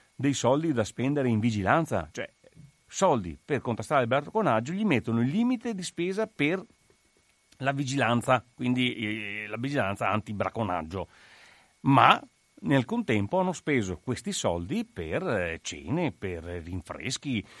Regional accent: Paese, Veneto, Italy; io sono di Paese. Paese è un comune da 23.000 abitanti in provincia di Treviso

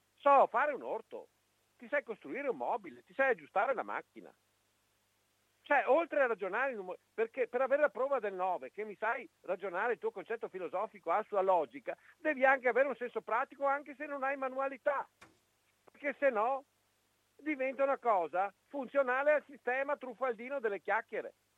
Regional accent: Italy

